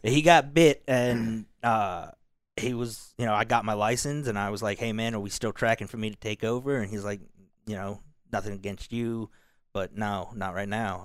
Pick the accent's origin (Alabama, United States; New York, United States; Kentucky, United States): Kentucky, United States; moved away; also born or lived in Seoul, South Korea; they raised me in Kentucky.